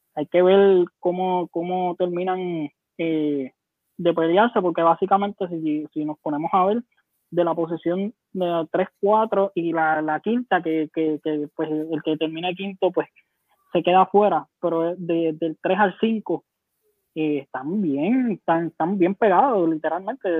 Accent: Humacao, Puerto Rico; de Humacao, de mi pueblo, mi pueblo natal

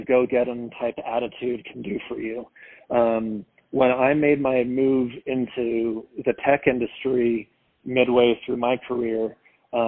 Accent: Palos Verdes, California, United States; moved away as an adult; also born or lived in Philadelphia; I grew up in Los Angeles in a town called Palos Verdes, California, a really cool beach suburb over there

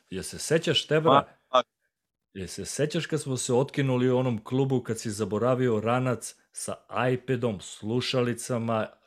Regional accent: Serbia; mi Srbi smo najbolji, brat.

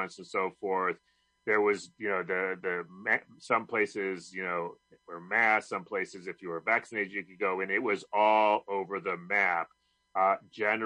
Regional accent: Rochester, New York, United States; now in Montgomery County, United States; I'm from Rochester, which is the other end of upstate New York.

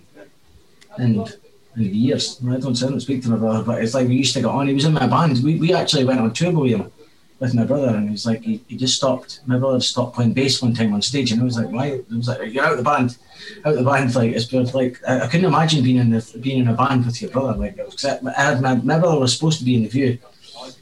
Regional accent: Scotland, United Kingdom; being Scottish

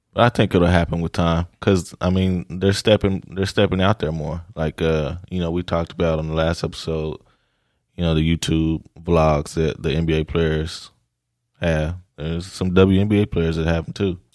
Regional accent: Oklahoma, United States; I'm from Oklahoma.

